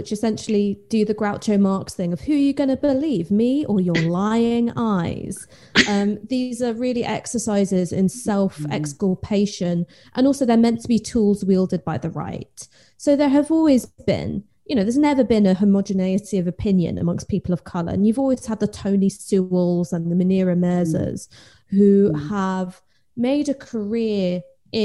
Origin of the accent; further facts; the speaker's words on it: London, United Kingdom; I grew up in North London